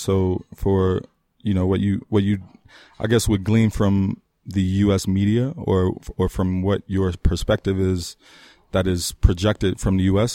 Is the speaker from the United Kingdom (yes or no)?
no; Trinidad & Tobago; moved away; I'm I'm Caribbean born from Trinidad and Tobago